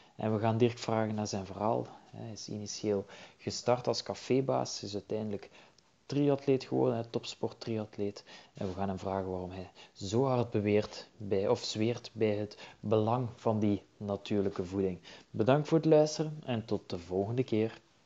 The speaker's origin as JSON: {"language": "Dutch", "country": "Belgium", "said": "bij wij als Belgen"}